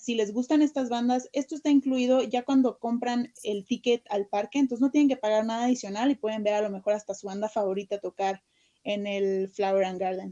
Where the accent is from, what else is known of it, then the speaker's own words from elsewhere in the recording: Mexico; nosotros como mexicanos